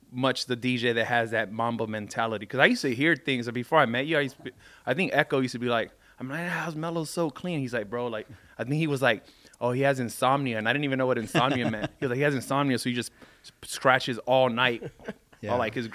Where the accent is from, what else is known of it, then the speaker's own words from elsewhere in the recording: Carson, California, United States; I'm from Carson.